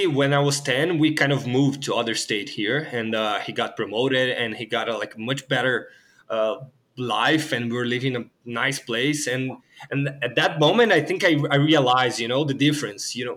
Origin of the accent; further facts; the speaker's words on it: Rio de Janeiro, Brazil; English is a second language; moved away; also born or lived in Sao Paulo; I was born in Rio de Janeiro, in a really low income place there.